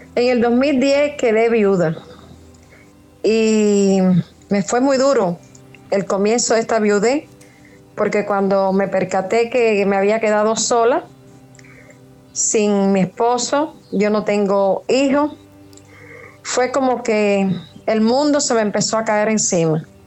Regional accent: Trinidad, Sancti Spíritus, Cuba; now in Havana, Cuba; Soy de Trinidad, pero estoy viviendo aquí en La Habana

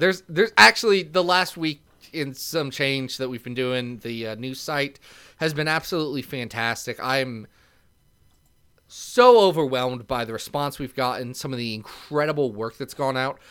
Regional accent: Ohio, United States; I'm from Ohio

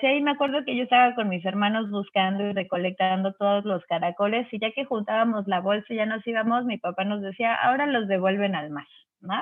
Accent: Cancún, Quintana Roo, Mexico; also born or lived in Mexico City; Yo soy del DF, pero en el 85, después del terremoto, nos venimos a vivir a Cancún, entonces soy caribeña

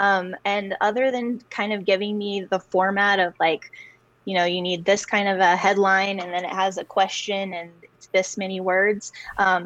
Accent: Albuquerque, New Mexico, United States; born and raised in Albuquerque

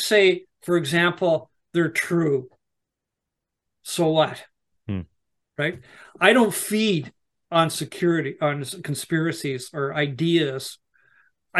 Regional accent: Canada; also born or lived in Nova Scotia; I'm from Canada

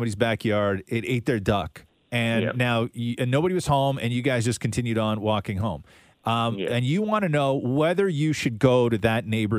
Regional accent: Canada; as a Canadian

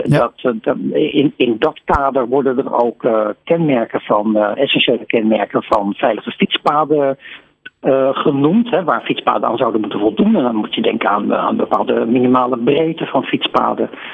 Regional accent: Netherlands; wij kennen als Nederlander

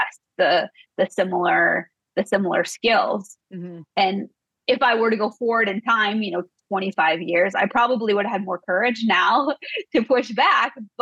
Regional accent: Midwest, United States; I came from the Midwest

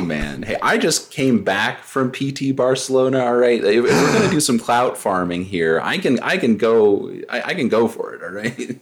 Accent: New Mexico, United States; I'm from New Mexico, so it's very hot here

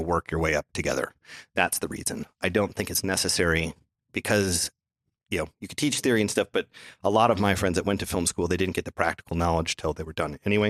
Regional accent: Minnesota, United States; growing up in Minnesota

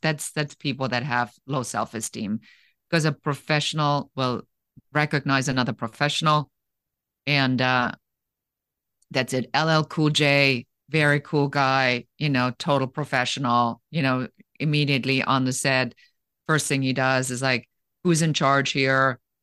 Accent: Germany; moved away; I was born in Germany

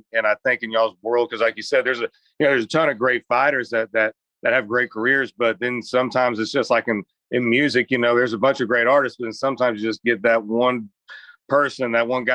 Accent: Florida, United States; I'm from Florida

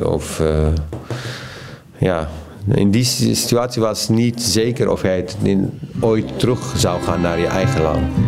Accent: Iraq; Dutch is a second language; moved away as an adult; now in Netherlands; de stad verlaten waar ik geboren ben

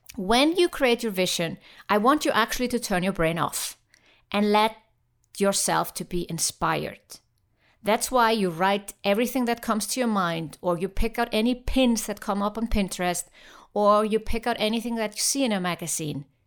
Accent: Iceland; moved away; I'm passionate about my home country, Iceland

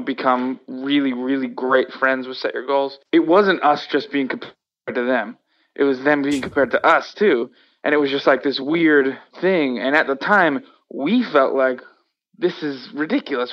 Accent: Worcester, Massachusetts, United States; I personally loved growing up in Worcester.

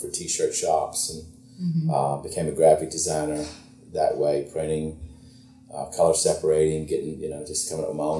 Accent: Hammond, Louisiana, United States; I'm from Hammond, Louisiana, and now I kind of roll where the storms are

